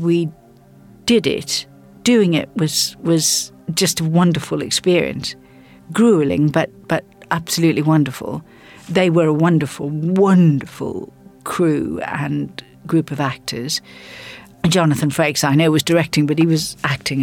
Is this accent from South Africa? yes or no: yes; South Africa; moved away; I grew up in South Africa before television arrived